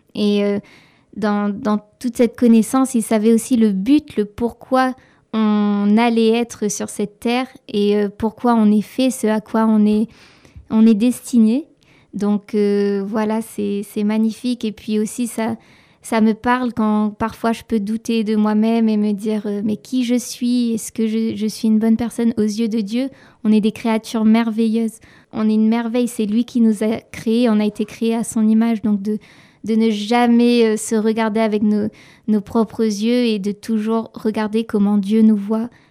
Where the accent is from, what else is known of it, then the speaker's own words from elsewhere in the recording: Saint-Joseph, Réunion; also born or lived in Quebec; je viens de l'île de la Réunion, plus précisément euh, du sud de l'île, d'une petite ville qui s'appelle Saint-Joseph.